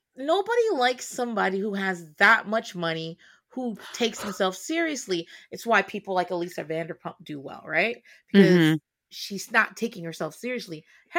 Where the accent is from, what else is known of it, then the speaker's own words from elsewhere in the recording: East Coast, United States; it doesn't bother me as much because I grew up on the East Coast.